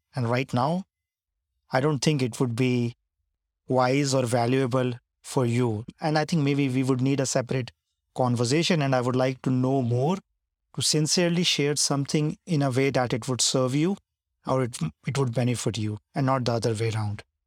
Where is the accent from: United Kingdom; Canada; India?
India; when you're growing up in India